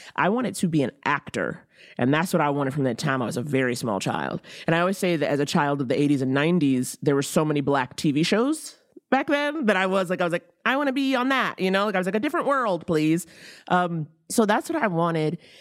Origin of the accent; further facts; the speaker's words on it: New York, United States; I was from New York